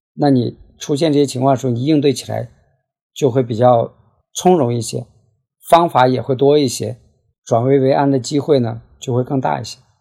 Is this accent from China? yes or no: yes; Heilongjiang, China; moved away as an adult; now in Guangzhou, China; 我呢，是出生在黑龙江，大学毕业后就到广州工作了，主要从事内部审计的工作